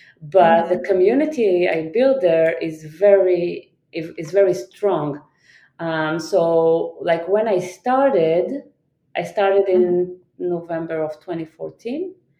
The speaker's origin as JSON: {"language": "English", "region": "New York", "country": "United States", "said": "where are you from, I'm gonna say New York. But most people will not accept that answer because of my accent."}